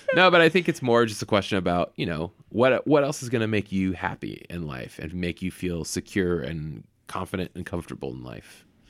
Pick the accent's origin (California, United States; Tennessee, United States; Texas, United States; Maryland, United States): California, United States; the Bay Area; also born or lived in Los Angeles; I grew up in the Bay